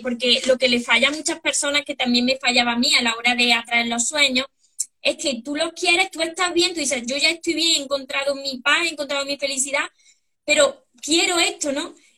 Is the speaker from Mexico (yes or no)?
no; Córdoba, Andalusia, Spain; Yo de Córdoba, España